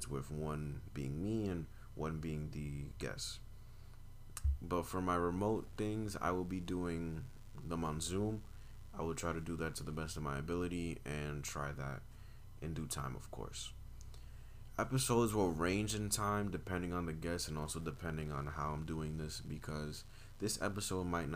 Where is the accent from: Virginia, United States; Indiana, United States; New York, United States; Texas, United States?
New York, United States; New York City; also born or lived in Brooklyn / Manhattan / Bronx; I'm from New York. I've been here my whole life. I was born in Brooklyn, raised in Manhattan, and I've been living in the Bronx for about, I want to say over 12 years